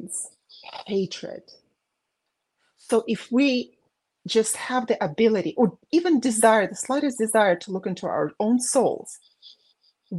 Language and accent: English; Baku, Azerbaijan; moved away; the war going on when I was growing up in Azerbaijan